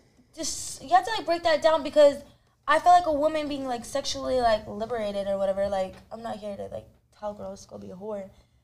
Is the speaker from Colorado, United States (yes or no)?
yes; Denver, Colorado, United States; Because I'm from Denver, Colorado.